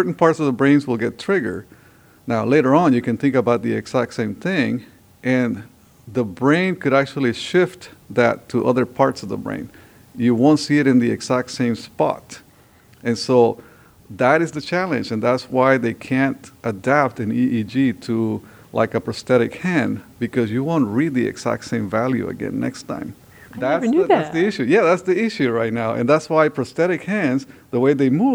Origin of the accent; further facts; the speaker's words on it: Honduras; also born or lived in Southern California; now in United States; I came from Honduras with the dream of learning about robotics and building robots